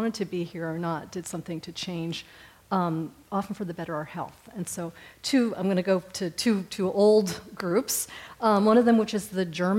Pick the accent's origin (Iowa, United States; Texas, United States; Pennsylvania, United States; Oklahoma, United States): Texas, United States; Houston; I'm from Houston, Texas